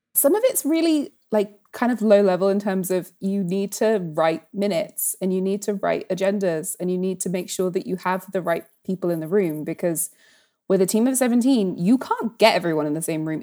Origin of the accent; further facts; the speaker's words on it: United Kingdom; especially as a British person